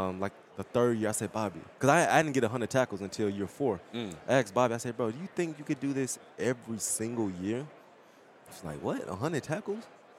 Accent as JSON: {"language": "English", "region": "Mississippi", "country": "United States", "said": "I'm from Mississippi."}